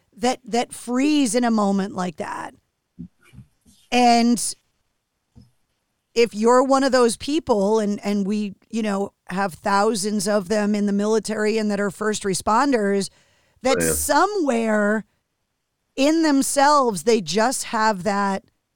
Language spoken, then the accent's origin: English; Michigan, United States; When you're growing up a hockey fan, obviously growing up in Michigan, like you're diehard sports fan